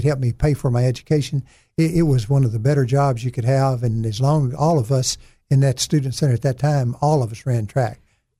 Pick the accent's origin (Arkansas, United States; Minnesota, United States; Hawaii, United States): Arkansas, United States; the Arkansas Delta, United States; also born or lived in Brinkley, Arkansas / Clarendon, Arkansas / West Helena, Arkansas / Wynne, Arkansas; being extremely poor and growing up in the Delta was a good combination to help me grow and help me mold myself and become a better person and perhaps a stronger person than I would have been otherwise.